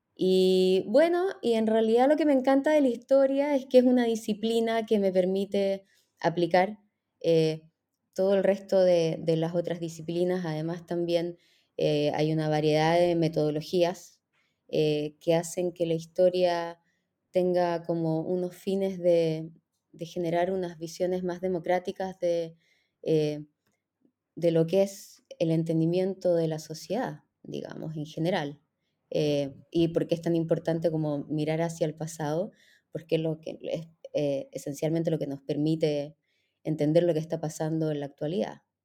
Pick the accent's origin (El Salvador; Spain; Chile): Chile; moved away as an adult; also born or lived in Israel; soy chilena